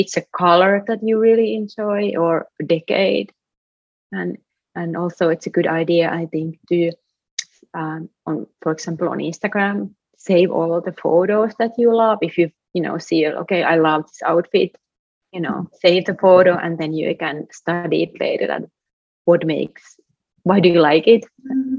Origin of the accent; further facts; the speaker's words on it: Finland; now in Brooklyn, United States; Finland, my home country